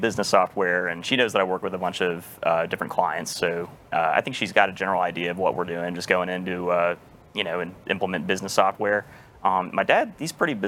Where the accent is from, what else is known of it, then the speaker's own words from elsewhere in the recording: Memphis, Tennessee, United States; moved away as an adult; also born or lived in South Carolina; now in Texas, United States; born and raised in Memphis